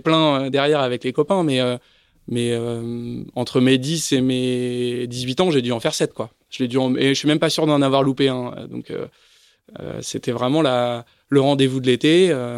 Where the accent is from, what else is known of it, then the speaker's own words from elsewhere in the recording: Paris, Île-de-France, France; on se retrouve deux Parisiens